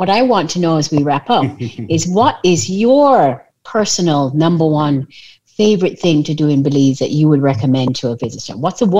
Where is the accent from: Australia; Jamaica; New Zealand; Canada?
Jamaica; you hear Jamaica.